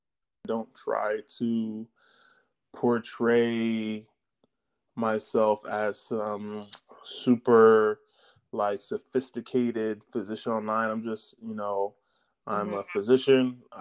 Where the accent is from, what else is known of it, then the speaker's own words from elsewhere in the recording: Jamaica; Well, you know, I'm Jamaican, so I mean, we're never really lifting beyond our means.